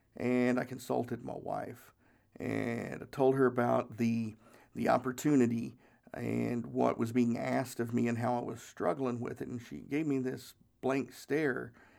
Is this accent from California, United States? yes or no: no; Tennessee, United States; We didn't have a lot of money. We grew up in Northeast Tennessee and just didn't have a whole lot of money.